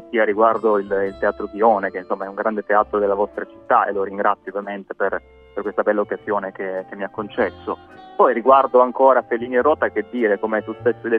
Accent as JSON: {"language": "Italian", "town": "Bari", "region": "Apulia", "country": "Italy", "accent": "Barese", "said": "Io l'avete eh, ormai capito dal mio accento beduino, sono, sono di Bari"}